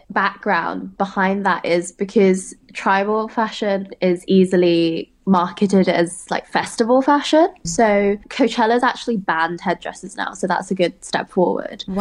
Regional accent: United Kingdom; I'm British Chinese.

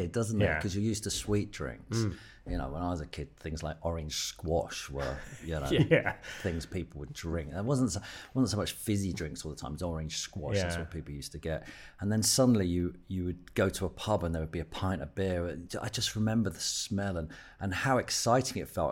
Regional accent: Hertfordshire, East of England, United Kingdom; also born or lived in London; I grew up in Hertfordshire, in like a little town out there.

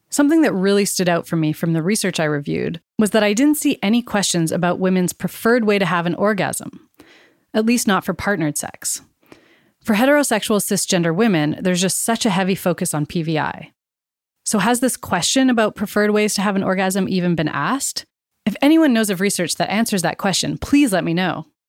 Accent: Canada; I was born and raised in Canada, where my family and I are settlers.

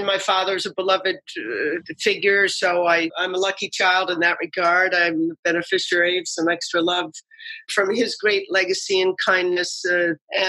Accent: East Coast, United States; also born or lived in Washington, D.C.; now in Madison, United States; I grew up on the East Coast

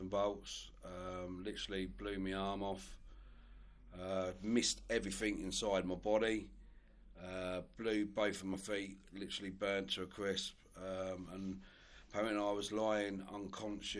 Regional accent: Newport Pagnell, South East England, United Kingdom; also born or lived in Olney; I was born and bred in Newport Pagnell

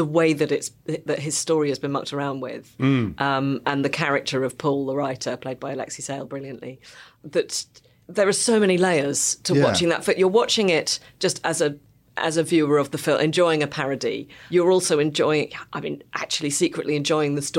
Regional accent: Brighton, South East England, United Kingdom; I grew up in Brighton. Everyone had licentious parents. I went to a comprehensive school in Brighton

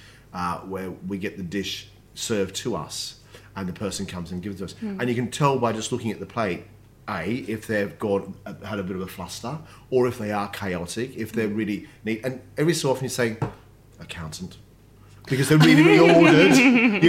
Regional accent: Melbourne, Victoria, Australia; also born or lived in Sydney, Australia; Then we moved down to Melbourne when I was quite young.

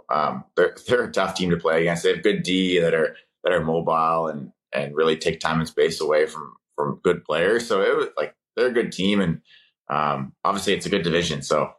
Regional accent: East Coast, United States; One thing for me going into it was, if I could stay on the East Coast, I wanted to do that. I'm from the East Coast, and family's out there and stuff.

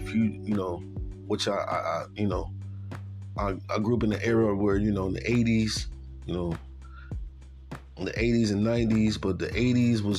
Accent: Buffalo, New York, United States; Born and raised from Buffalo, New York

